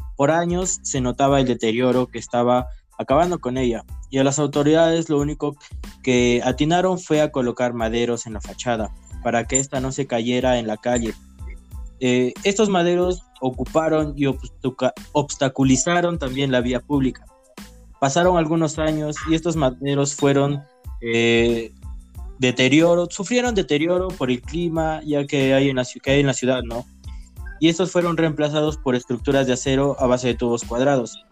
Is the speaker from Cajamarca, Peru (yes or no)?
yes; Cajamarca, Peru; Todos somos de Cajamarca